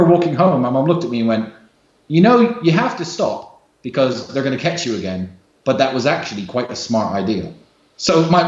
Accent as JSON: {"language": "English", "country": "United States", "tie": "born there", "said": "I was born in the United States. My father was a military man, a very smart man."}